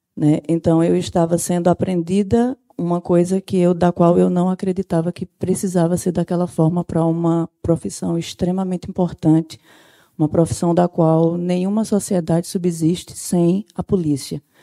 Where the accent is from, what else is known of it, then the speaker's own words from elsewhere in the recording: Sertão, Brazil; moved away; eu não sou daqui da capital, eu sou sertaneja